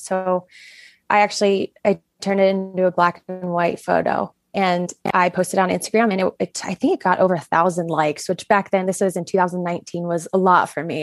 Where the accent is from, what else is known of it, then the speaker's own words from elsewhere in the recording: Florida, United States; moved away as an adult; now in Montana, United States; I was born and raised in Florida